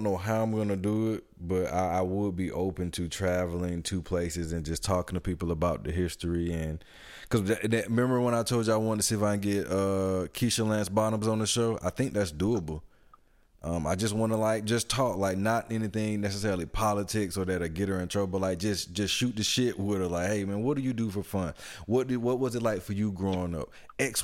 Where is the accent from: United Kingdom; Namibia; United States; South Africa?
United States; Atlanta, Georgia; I grew up in Atlanta. Like, born and raised.